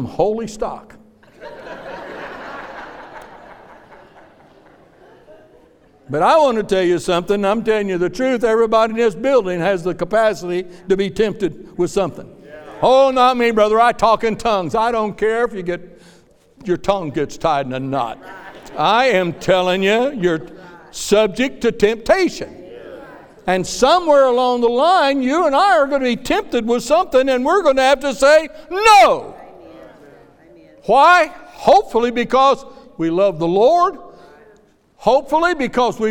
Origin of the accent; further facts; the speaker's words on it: Kansas, United States; moved away; When I was a boy growing up in Kansas, I hated testimony meetings